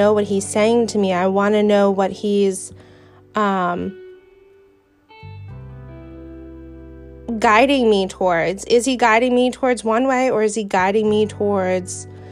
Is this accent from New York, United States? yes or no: yes; New York, United States; accent: Brooklyn-ish; I was born and raised in New York. I have never lived a day in Brooklyn, but I have a very Brooklyn-ish accent